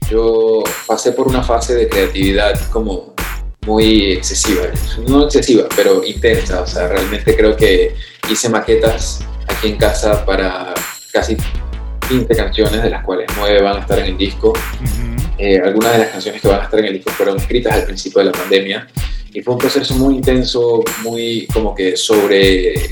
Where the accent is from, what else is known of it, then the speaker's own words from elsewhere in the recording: Venezuela; also born or lived in New York, United States; now in Panama; Yo soy originalmente de Venezuela, aunque ahora estoy radicado en Panamá, mis papás son de Perú, eh, viví seis años en Nueva York, soy un poquito de todos lados y de ningún lado del todo.